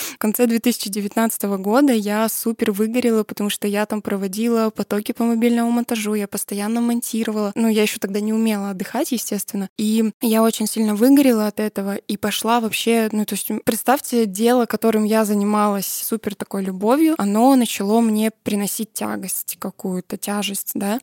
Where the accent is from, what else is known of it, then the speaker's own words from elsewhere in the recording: a small settlement near Perm, Perm Krai, Russia; я родилась и выросла в маленьком посёлке под Пермью, да, я сама из Пермского края